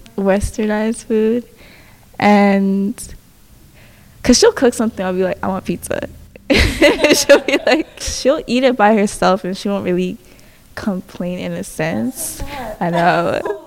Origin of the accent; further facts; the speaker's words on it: Canada; Because in a sense, I was born here in Canada, and I've never been to my home, my actual home, which is South Sudan.